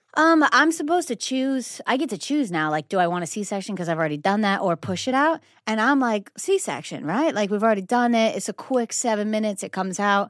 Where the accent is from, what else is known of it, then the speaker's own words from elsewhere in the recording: Nantucket, Massachusetts, United States; now in Los Angeles, United States; we're from Nantucket